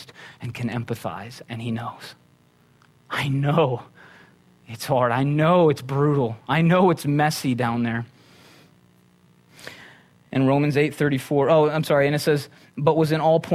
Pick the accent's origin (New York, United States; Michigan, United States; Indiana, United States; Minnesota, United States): Minnesota, United States; now in Conejo Valley, United States; I'm from Minnesota